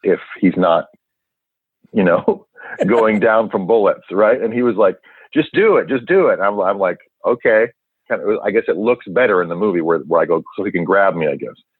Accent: Vancouver, British Columbia, Canada; born in Vancouver, Canada, and uh, I'd wanted to be an actor since I was a young kid

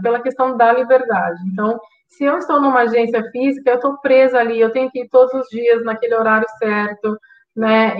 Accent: Brazil; moved away as an adult; now in Portugal; o Brasil vai ser sempre o meu país, é, não é onde eu nasci, onde está minha família, onde estão as minhas raízes

